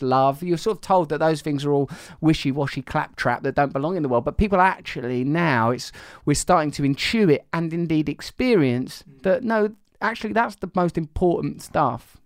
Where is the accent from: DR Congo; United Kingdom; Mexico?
United Kingdom; Essex, East of England; I am from Essex